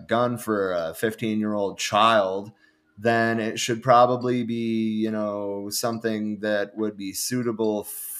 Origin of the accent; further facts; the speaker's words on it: Michigan, United States; I'm from Michigan, from a rural area